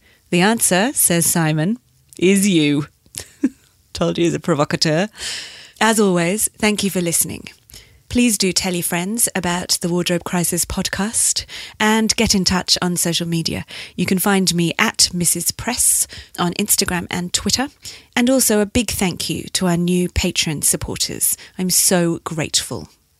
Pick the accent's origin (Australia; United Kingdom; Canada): United Kingdom; Leeds, Yorkshire and the Humber; He's fabulous. But I'm from Leeds.